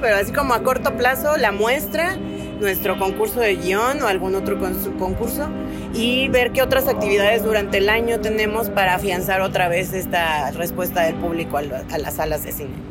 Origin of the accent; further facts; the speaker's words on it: Oaxaca, Mexico; now in Mexico City, Mexico; Yo, que soy de Oaxaca